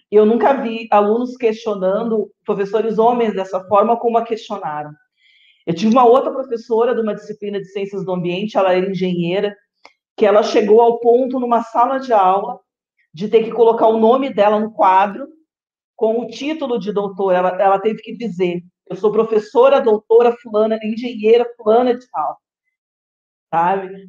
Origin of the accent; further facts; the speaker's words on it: Rio Grande do Sul, Brazil; moved away as an adult; now in Guarapuava, Brazil; eu sou do Rio Grande do Sul, sou gaúcha